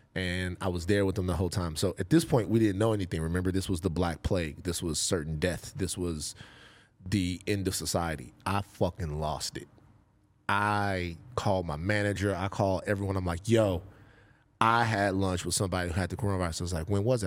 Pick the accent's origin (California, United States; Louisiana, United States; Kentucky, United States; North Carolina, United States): Louisiana, United States; Baton Rouge; growing up in Gardier Lane, South Baton Rouge